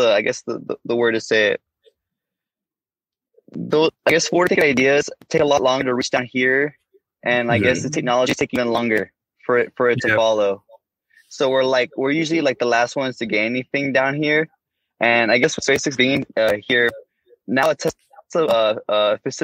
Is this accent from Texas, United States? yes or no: yes; Brownsville, Texas, United States; growing up in Brownsville